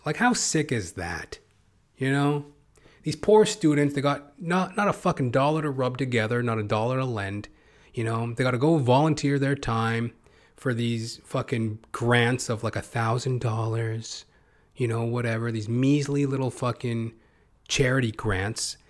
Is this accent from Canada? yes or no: yes; Canada; I'm Canadian